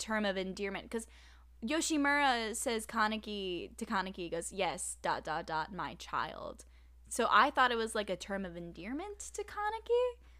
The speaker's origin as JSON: {"language": "English", "region": "Arizona", "country": "United States", "said": "I'm from Arizona"}